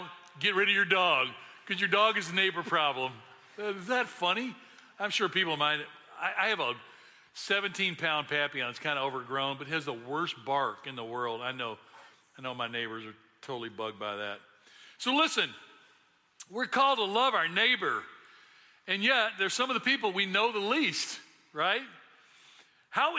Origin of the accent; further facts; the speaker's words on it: Memphis, Tennessee, United States; I grew up in Memphis